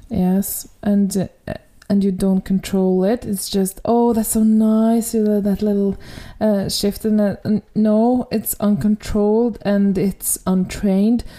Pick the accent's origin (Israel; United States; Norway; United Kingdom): Norway; accent: Norwegian; English is a second language; my Norwegian accent